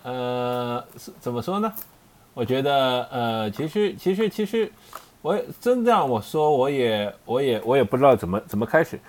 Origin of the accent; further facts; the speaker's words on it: China; 我们中国人的食谱